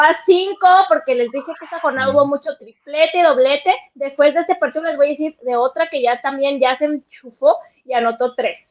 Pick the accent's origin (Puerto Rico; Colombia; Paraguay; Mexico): Mexico; Guadalajara, Jalisco; accent: tapatío; regresa mi acento tapatío